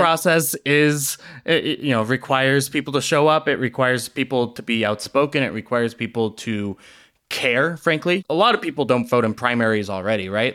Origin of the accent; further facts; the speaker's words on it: Salt Lake City, Utah, United States; as a eleven-year-old growing up in Salt Lake.